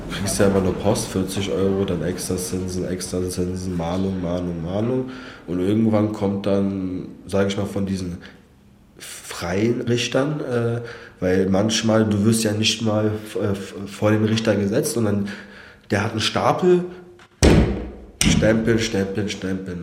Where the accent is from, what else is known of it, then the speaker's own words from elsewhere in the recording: Berlin, Germany; also born or lived in Kazakhstan; komme gebürtig aus Kasachstan, lebe 25 Jahre in Berlin, eigentlich in Marzahn-Hellersdorf